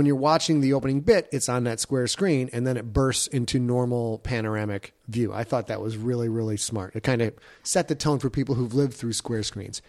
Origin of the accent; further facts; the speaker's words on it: Midwest, United States; I'm from the Midwest and I beg to differ.